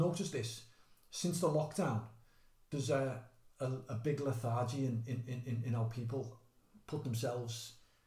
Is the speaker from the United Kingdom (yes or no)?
yes; Liverpool, North West England, United Kingdom; Within the culture of being a Scouser